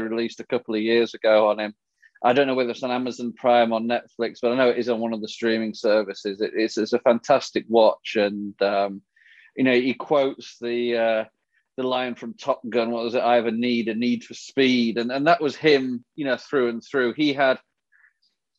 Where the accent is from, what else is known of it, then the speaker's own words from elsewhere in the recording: England, United Kingdom; when I was growing up in England